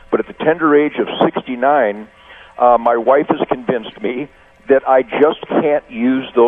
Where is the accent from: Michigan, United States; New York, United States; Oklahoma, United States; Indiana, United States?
Michigan, United States; Detroit; Even though I'm a street fighter, I'm from Detroit.